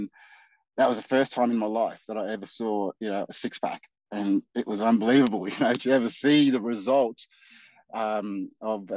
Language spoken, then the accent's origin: English; Darwin, Northern Territory, Australia; moved away as an adult; now in Geelong, Australia; I'm originally from Darwin, Northern Territory, and I moved down to Geelong. It's my seventh year now